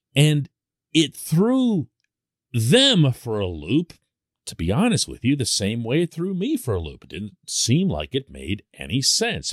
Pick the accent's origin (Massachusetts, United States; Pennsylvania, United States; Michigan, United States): Pennsylvania, United States; Pittsburgh; I'm born and raised in Pittsburgh